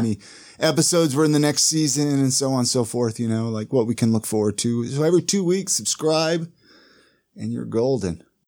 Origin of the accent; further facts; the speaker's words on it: Ventura, California, United States; I grew up in Ventura